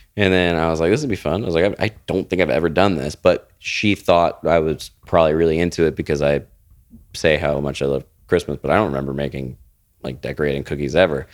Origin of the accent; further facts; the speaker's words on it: Florida, United States; moved away; I was raised in Florida